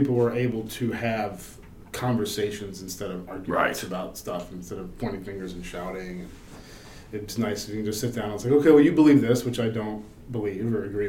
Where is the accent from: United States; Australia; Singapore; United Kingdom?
United States; East Coast; moved away; I'm basically from East Coast cities